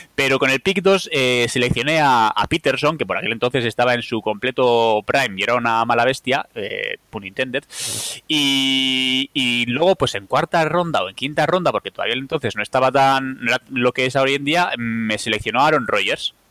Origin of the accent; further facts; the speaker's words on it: Bilbao, Basque Country, Spain; yo que soy un seguidor de los Packers de Bilbao